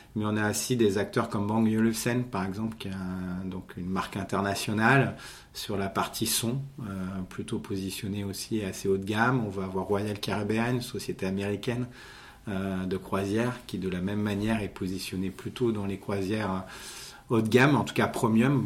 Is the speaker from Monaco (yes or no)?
yes; Monaco; je suis né à Monaco, donc je ne suis pas monégas mais je suis à Monaco, donc j'ai fait effectivement mes études euh, sur Monaco